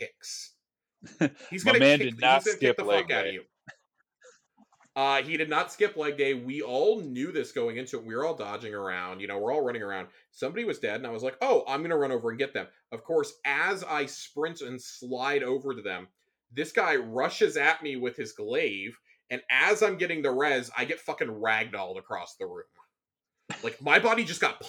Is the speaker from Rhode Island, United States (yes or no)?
no; Texas, United States; I'm from Texas.